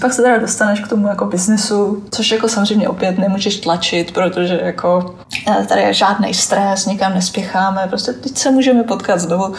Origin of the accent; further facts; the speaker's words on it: Czechia; now in Oman; odkud jsem, tak jsem říkal, že z Česka